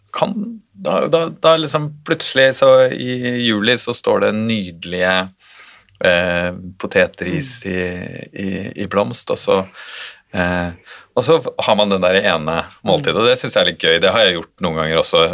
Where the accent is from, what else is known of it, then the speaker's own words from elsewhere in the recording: Oslo, Norway; Jeg vokste jo opp i, i Oslo